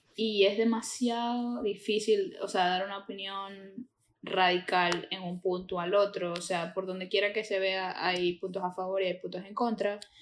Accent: Maracaibo, Zulia, Venezuela; now in Florida, United States; venimos de la Tierra del Sol amado

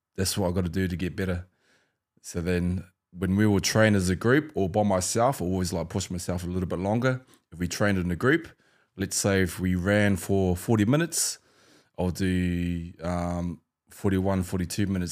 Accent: New Zealand; growing up in New Zealand

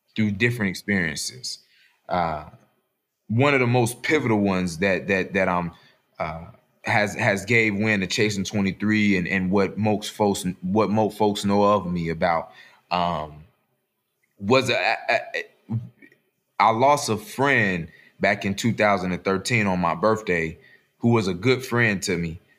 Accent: Chicago, Illinois, United States; I'm from Chicago

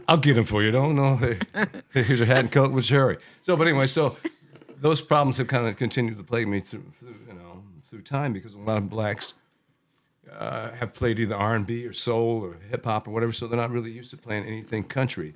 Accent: Iowa, United States; moved away; also born or lived in Houston; I grew up in the Midwest, U S A, but Iowa

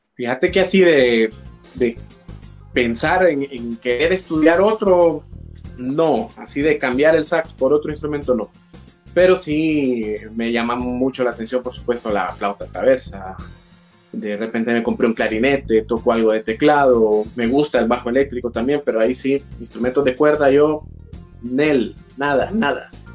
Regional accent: Tegucigalpa, Francisco Morazán, Honduras; soy hondureño, orgullosamente de la capital

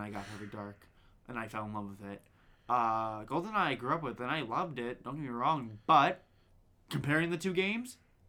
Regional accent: United Kingdom; I'm very secretive, but I'm also British.

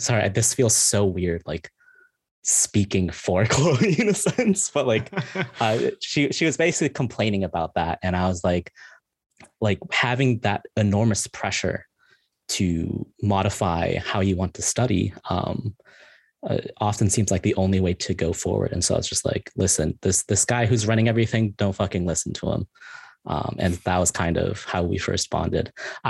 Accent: Midwest, United States; I'm from the Midwest. I rarely interacted with other like Korean Americans.

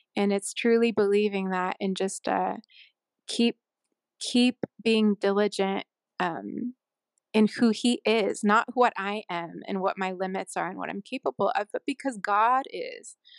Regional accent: Sunnyvale, California, United States; also born or lived in Honolulu, Hawaii / Vero Beach, Florida; now in Utah, United States; I'm from a s, a town called Sunnyvale in California

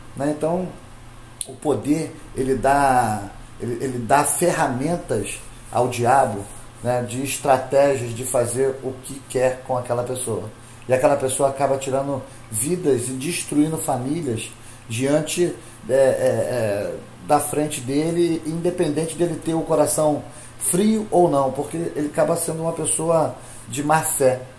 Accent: Brazil; hoje, nós aqui somos brasileiros

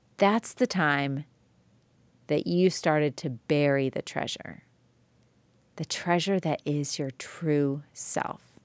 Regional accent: Joliet, Illinois, United States; now in Tennessee, United States; I grew up in Joliet, Illinois, which was easily the best place to grow up

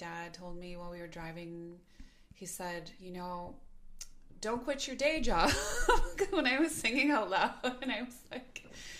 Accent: Milwaukee, Wisconsin, United States; also born or lived in Lake Country, Wisconsin / Brookfield, Wisconsin; Born in Milwaukee, but raised kind of between Milwaukee and Lake Country

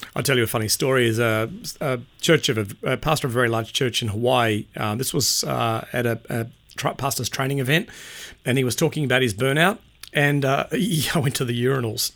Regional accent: Sydney, New South Wales, Australia; moved away as an adult; also born or lived in Perth; now in Brisbane, Australia; Born and raised on the North Shore of Sydney

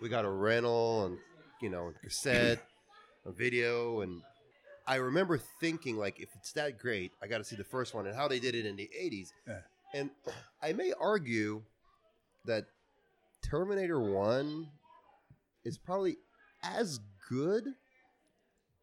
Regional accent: Israel; now in United States; I moved to the States in the year 1996. But growing up in Israel

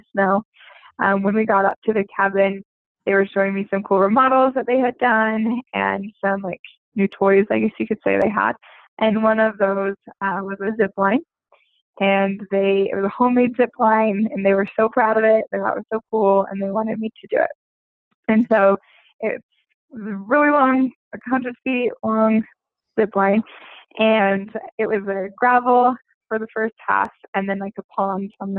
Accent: Utah, United States; moved away as an adult; also born or lived in Australia; I'm from Utah, as Baron said. I moved to Australia and loved it. Now I'm back in the States

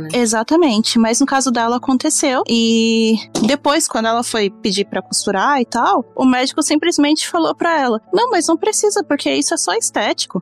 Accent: Brazil; now in Japan; eu sou brasileira

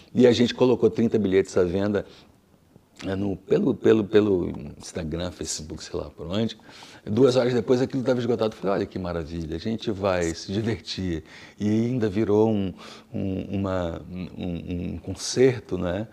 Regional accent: Brasília, Federal District, Brazil; accent: Brasília; also born or lived in Rio de Janeiro; now in Lisbon, Portugal; como eu vivi em Brasília, e ia para o Rio de Janeiro, minha cidade, as pessoas, nossa, você tem um sotaque estranho, diferente, de onde você é? Eu sou de Brasília

